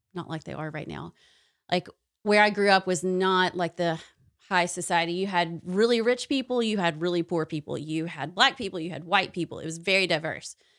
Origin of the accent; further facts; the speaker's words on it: Knoxville, Tennessee, United States; now in Alabama, United States; I actually did grow up there